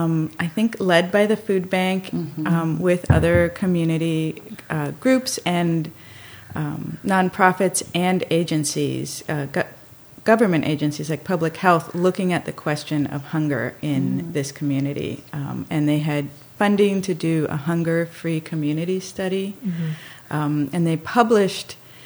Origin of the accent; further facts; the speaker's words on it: Miami, Florida, United States; also born or lived in Dominican Republic; So I grew up in Miami, Florida, and then in the Dominican Republic.